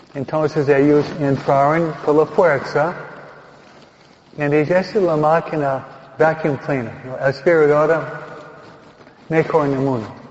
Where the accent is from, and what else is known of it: Teaneck, New Jersey, United States; born or raised there; now in Hawaiian Gardens, United States